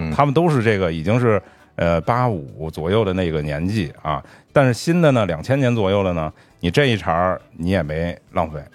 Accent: Beijing, China; 虽然我是一个北京人

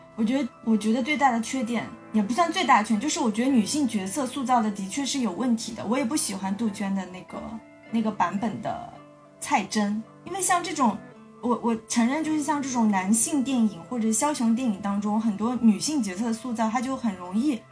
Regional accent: China; 香港电影对我们大陆人

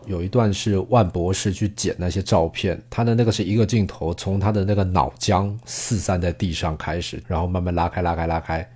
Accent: Taiwan; moved away as an adult; also born or lived in Mainland China; now in China; 我身为台湾人，我在台湾看这边，而且我在大陆，大陆工作这么多年

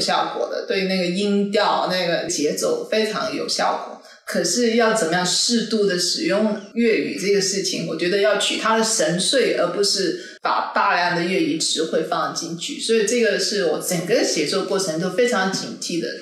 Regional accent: Malaysia; first language Cantonese; 我们既然身为马来西亚人

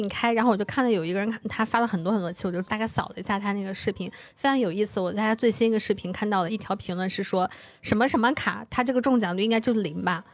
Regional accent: Suqian, Jiangsu, China; 江苏宿迁，就是我的老家那块儿

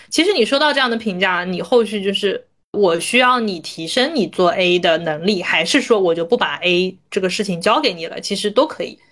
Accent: Ningbo, Zhejiang, China; moved away; 因为我是浙江人嘛，我是宁波对人

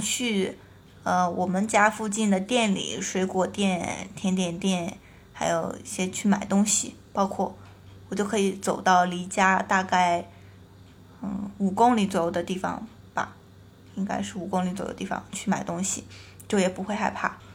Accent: Qingdao, Shandong, China; moved away; also born or lived in Beijing; 我是青岛人，我本身对海可能有一种特殊的感情

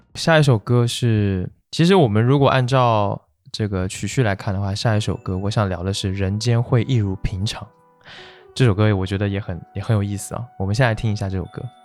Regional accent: Kunshan, Jiangsu, China; 我小时候是在昆山，你知道吗？其实它不在，也算苏州了吧，但它离苏州市还是有点距离

